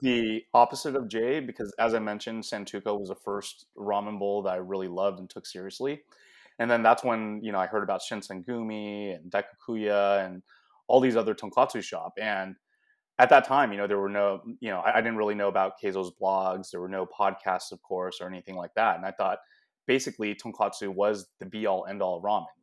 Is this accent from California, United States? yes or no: yes; San Francisco Bay Area, California, United States; moved away as an adult; also born or lived in Shanghai, China; now in Southern California, United States; I was actually born in Shanghai, China. I grew up in the San Francisco Bay Area, but I've been in Southern California